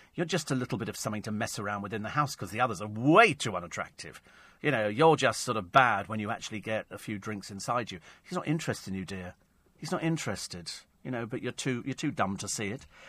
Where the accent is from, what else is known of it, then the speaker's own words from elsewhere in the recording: Bromley, London, United Kingdom; I was born in Bromley, although I was very young at the time.